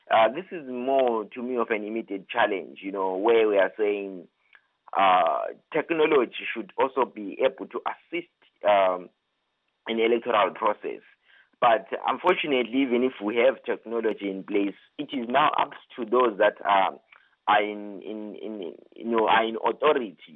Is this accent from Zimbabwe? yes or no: yes; Zimbabwe; various uh, African countries, including my home country, Zimbabwe.